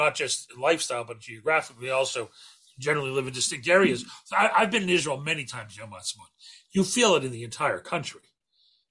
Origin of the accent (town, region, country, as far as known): Canada